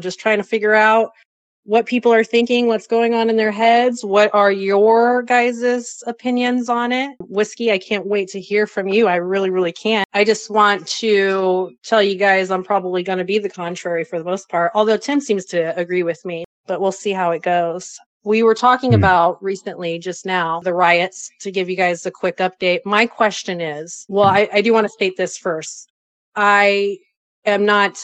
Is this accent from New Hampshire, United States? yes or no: no; Bay Area, California, United States; I was raised in the Bay Area in the 80s in a very, very, very bad neighborhood